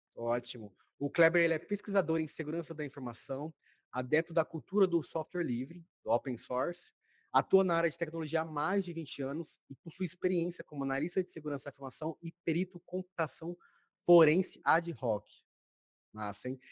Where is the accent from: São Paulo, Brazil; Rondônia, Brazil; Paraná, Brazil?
Rondônia, Brazil; eu sou de Rondônia, que é do norte